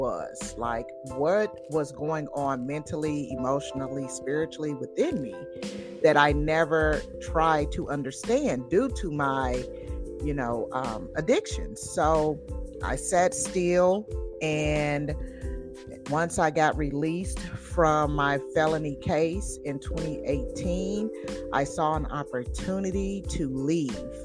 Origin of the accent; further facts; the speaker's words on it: Tulsa, Oklahoma, United States; moved away as an adult; also born or lived in Connecticut; got the hell on out of Tulsa, Oklahoma, which is, I love my home state dearly